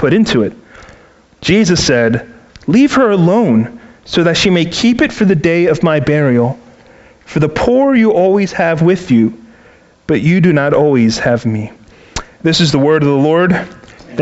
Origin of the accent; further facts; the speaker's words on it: Baltimore, Maryland, United States; moved away; I'm originally from Baltimore City, where my parents for 30 years owned and operated a seafood store in a public market in the city